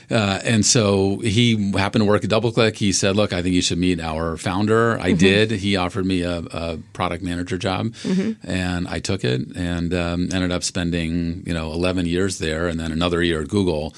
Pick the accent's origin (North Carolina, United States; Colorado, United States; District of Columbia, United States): District of Columbia, United States; Washington; Washington, D.C.